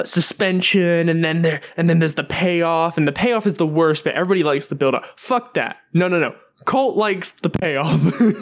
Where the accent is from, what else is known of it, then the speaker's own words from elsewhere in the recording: England, United Kingdom; also born or lived in United States; For anybody confused on the podcast, I am English. I'm also pretty much American, and it's very difficult because...